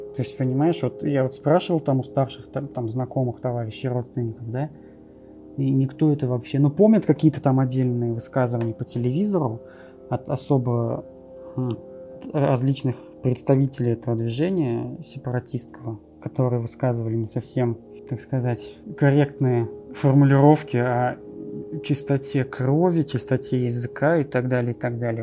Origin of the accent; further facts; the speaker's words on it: Kazan, Tatarstan, Russia; moved away as an adult; now in Germany; я как, как настоящий коренной житель Казани